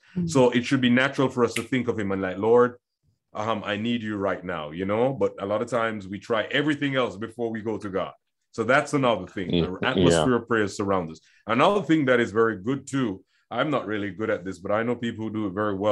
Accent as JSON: {"language": "English", "country": "Jamaica", "tie": "born or raised there", "said": "I grew up in Jamaica"}